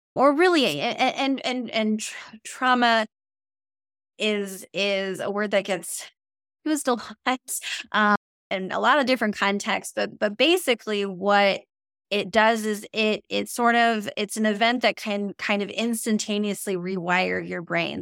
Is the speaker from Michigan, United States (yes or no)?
no; Minnesota, United States; I'm a Minnesotan and I, I drive in snow all the time